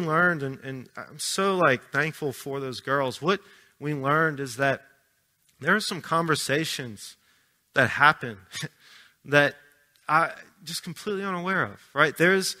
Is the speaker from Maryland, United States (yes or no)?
no; Arabi, Louisiana, United States; now in Pittsburgh, United States; I grew up right outside New Orleans in Araby